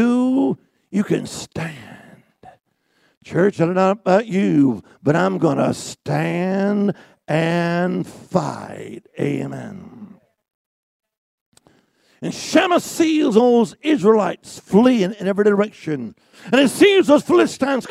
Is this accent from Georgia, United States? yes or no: no; Alabama, United States; I'm from Alabama, too